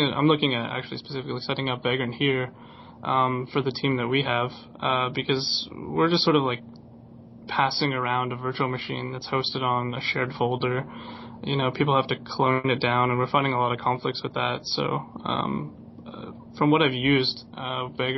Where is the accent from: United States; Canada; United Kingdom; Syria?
Canada; I'm from the Great White North of Canada